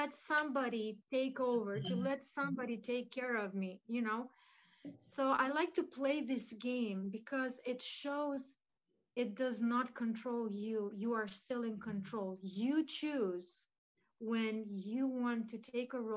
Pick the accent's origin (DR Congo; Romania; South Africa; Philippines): Romania; So my mom is Romanian. I was born in Romania.